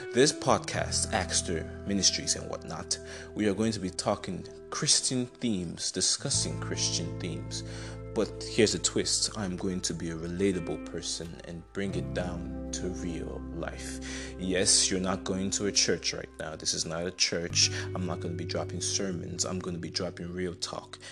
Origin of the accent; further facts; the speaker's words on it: Enugu State, Nigeria; I'm from Enugu State in Nigeria.